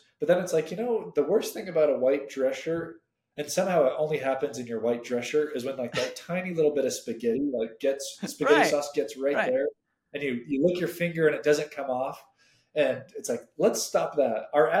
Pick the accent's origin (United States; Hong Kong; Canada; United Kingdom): Hong Kong; I grew up in Southeast Asia, specifically in Hong Kong.